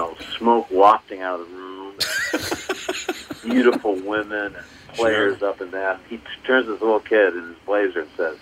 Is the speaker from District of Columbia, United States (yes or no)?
yes; Washington, District of Columbia, United States; So, I grew up mostly in D.C. My music biography back in D.C. when I was a kid, there was something called the Howard Theater, which was like the Apollo in New York.